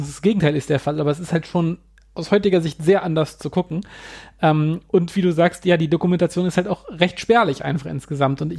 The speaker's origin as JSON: {"language": "German", "town": "Hannover", "region": "Lower Saxony", "country": "Germany", "tie": "born or raised there", "said": "in Hamburg und auch in meiner Heimatstadt Hannover finde ich super interessant."}